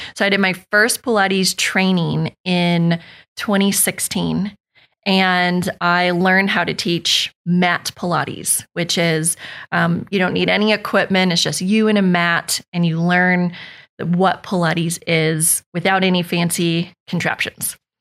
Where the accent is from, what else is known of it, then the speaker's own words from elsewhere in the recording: Northern California, United States; moved away as an adult; now in Oakhill; I'm from California. I'm from Northern California